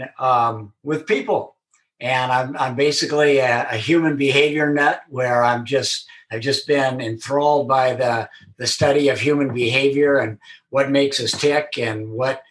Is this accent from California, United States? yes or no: yes; Southern California, United States; born and raised in Southern California